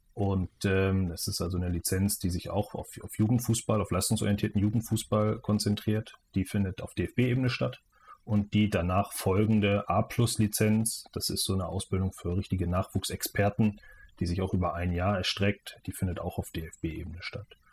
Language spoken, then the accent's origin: German; Schwerin, Mecklenburg-Vorpommern, Germany; also born or lived in Preetz, Schleswig-Holstein; ich komme ursprünglich aus der Nähe von Kiel, aus Preetz und bin aber in, in Mecklenburg-Vorpommern aufgewachsen und äh, hier in Mecklenburg-Vorpommern in Schwerin